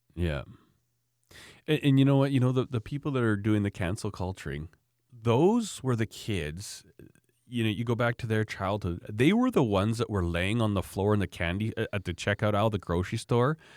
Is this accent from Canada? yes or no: yes; Canada